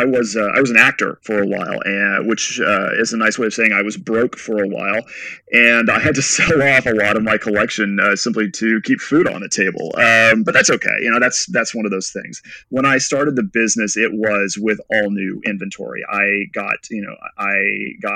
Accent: West Texas, United States; I grew up mostly in West Texas.

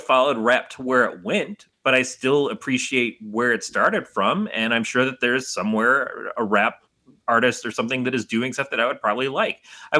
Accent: Detroit, Michigan, United States; I grew up in Detroit

